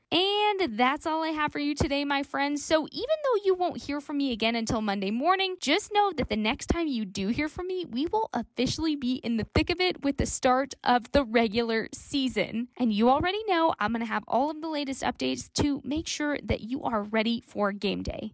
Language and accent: English; Las Cruces, New Mexico, United States; I'm coming at you from my hometown of Las Cruces, New Mexico